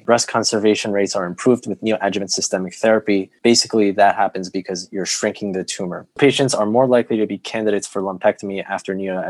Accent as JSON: {"language": "English", "area": "Long Island", "region": "New York", "country": "United States", "moved": "as an adult", "lives_now": "Chicago, United States", "said": "I'm currently a PGY7 at the University of Illinois at Chicago. I'm originally from Long Island, New York."}